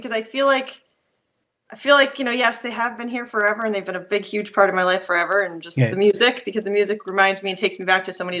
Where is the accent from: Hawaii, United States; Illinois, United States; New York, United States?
New York, United States; Schenectady; now in Clifton Park, United States; Schenectady. Live in Clifton Park, which is Saratoga, Saratoga area.